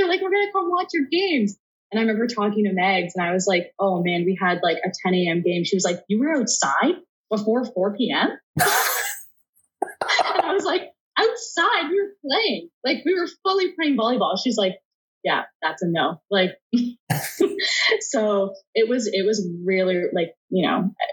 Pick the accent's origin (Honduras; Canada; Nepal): Canada; being Canadian